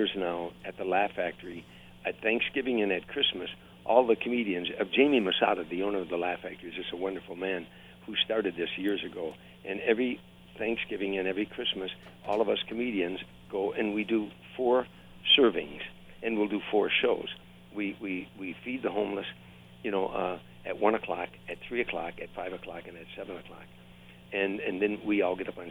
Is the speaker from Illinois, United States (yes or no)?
yes; Harvey, Illinois, United States; I grew up at in Harvey, Illinois, in 1960 area